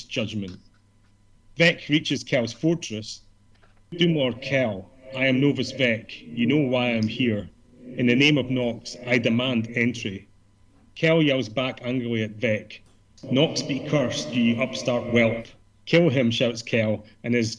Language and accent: English; Scotland, United Kingdom; being Scottish as well